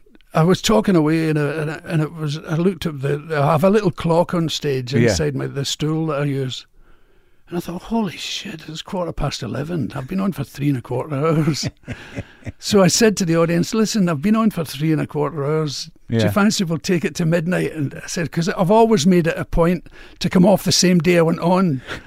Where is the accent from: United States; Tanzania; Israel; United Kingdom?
United Kingdom; Glasgow, Scotland; accent: Glasgow; radio, but in a Glasgow accent.